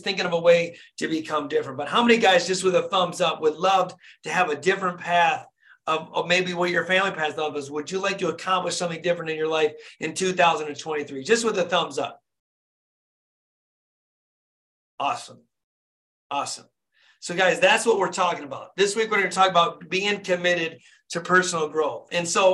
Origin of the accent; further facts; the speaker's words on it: Flint, Michigan, United States; born and raised in Flint, Michigan.